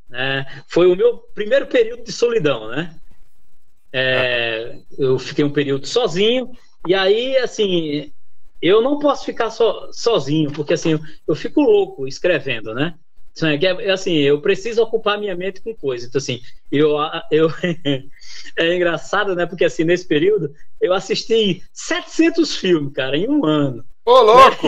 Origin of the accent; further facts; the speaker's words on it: Northeast Region, Brazil; moved away; also born or lived in São Bernardo do Campo, Brazil; já estava quase tudo certo para mim voltar para o Nordeste, né, para minha terra natal